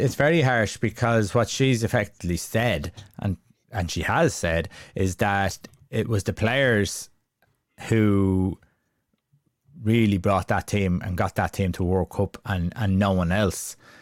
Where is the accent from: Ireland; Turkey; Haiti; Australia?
Ireland; we're all Irish